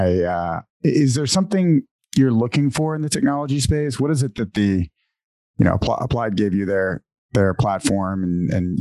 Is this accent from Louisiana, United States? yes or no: yes; New Orleans, Louisiana, United States; I grew up in New Orleans